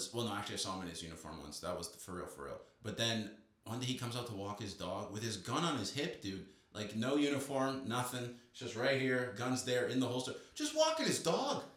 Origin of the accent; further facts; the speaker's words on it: Toronto, Ontario, Canada; moved away as an adult; now in United States; I was in Toronto